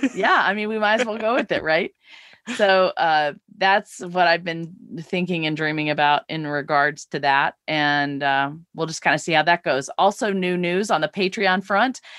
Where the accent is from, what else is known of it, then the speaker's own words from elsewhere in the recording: Laurel, Mississippi, United States; my hometown of Laurel, Mississippi